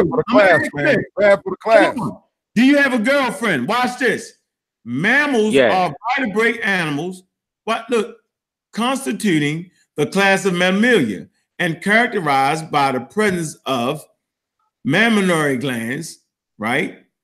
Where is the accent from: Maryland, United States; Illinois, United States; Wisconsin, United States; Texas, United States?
Maryland, United States; Baltimore; Dogs or dugs, like we say in Baltimore, Maryland. Yeah, I'm from Park Heights.